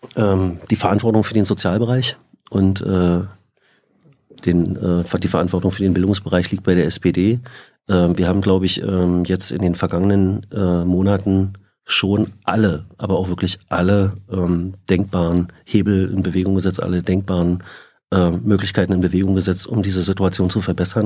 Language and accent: German; Frankfurt, Brandenburg, Germany; also born or lived in Schwerin; now in Berlin, Germany; Ich bin in Schwerin geboren, ähm, in Frankfurt oder aufgewachsen. 1988 sind meine Eltern nach Berlin gezogen